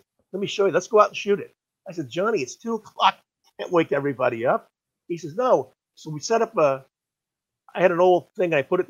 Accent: Burbank, California, United States; No, I was born in Burbank, basically.

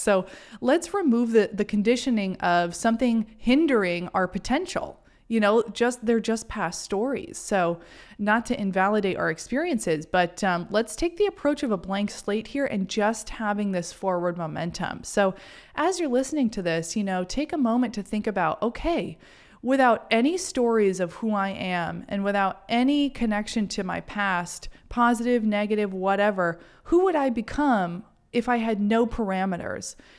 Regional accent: Maine, United States; growing up in Maine

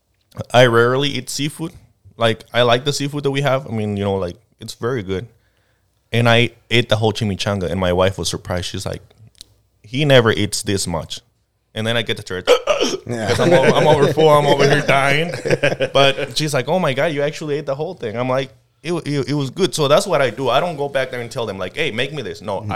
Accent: Jalisco, Mexico; also born or lived in Michoacán; now in United States; I was born actually in Jalisco, which is their neighbor states, but I actually live in a town that it's, if you have to go to Jalisco, you have to drive into Michoacán.

